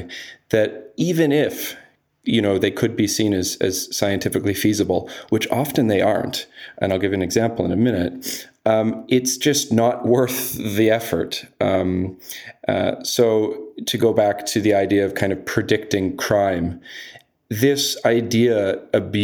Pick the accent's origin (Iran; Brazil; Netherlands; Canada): Canada; also born or lived in United Kingdom; I'm Canadian and British